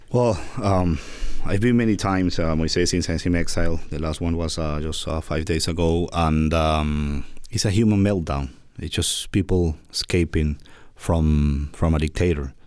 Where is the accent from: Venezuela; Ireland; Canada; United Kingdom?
Venezuela; moved away as an adult